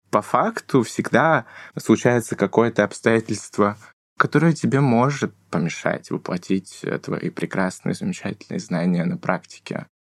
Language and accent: Russian; Novosibirsk, Novosibirsk Oblast, Russia; И на школе первый день рассказываю о том, что я из Новосибирска, и кроме того, что я студент-медик, я еще тут с ВИД живу.